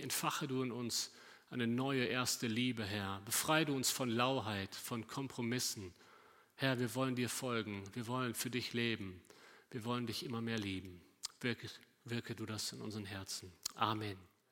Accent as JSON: {"language": "German", "town": "Cologne", "region": "North Rhine-Westphalia", "country": "Germany", "also_born_or_lived": "Bünde", "said": "nach Köln gucken, da wo ich herkomme."}